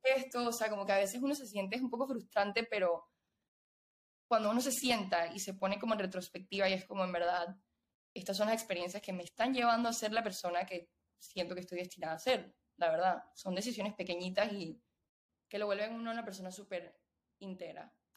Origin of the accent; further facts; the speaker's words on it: Panama; moved away as an adult; also born or lived in Venezuela / Austin, Texas; soy venezolana panameña. Eh, la mayoría de, mi vida he vivido en Panamá